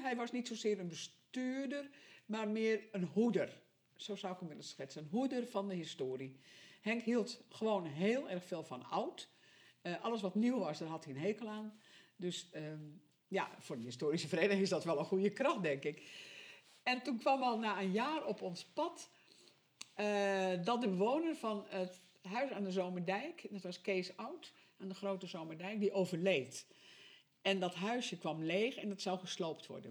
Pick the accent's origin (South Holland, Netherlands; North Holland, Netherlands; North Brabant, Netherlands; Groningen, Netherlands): North Holland, Netherlands; Sint Maarten; moved away as an adult; now in Wognum, Netherlands; ik kom uit Sint Maarten. Dat ligt in het westen van West-Friesland